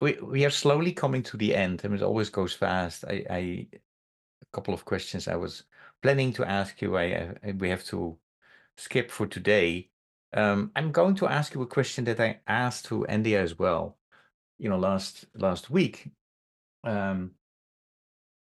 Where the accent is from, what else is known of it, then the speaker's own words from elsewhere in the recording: Netherlands; moved away; I lived abroad, so I'm originally from the Netherlands